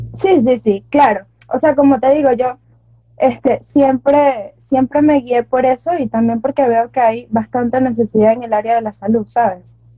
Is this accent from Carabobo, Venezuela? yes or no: yes; Carabobo, Venezuela; soy de Venezuela, Estado Carabobo.